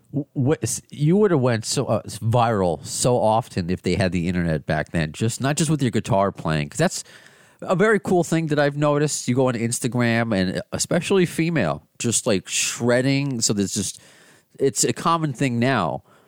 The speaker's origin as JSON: {"language": "English", "country": "United States", "said": "I'm an American"}